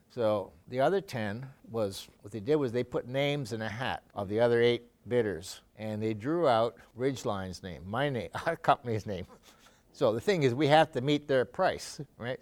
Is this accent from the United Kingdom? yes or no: no; Canada; moved away as an adult; also born or lived in Sweden; now in Watertown, United States; I got Canadian citizenship. I grew up there, went to school there